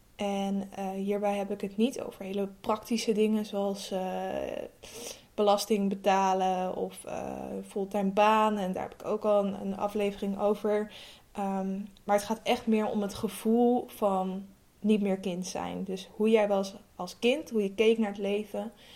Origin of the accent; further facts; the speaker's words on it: Amsterdam, North Holland, Netherlands; ik ben 25 jaar, ik kom uit Amsterdam.